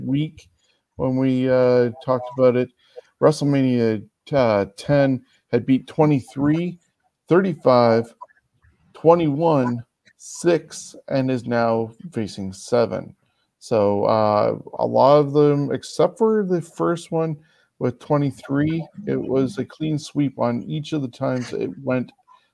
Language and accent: English; Canada; as a Canadian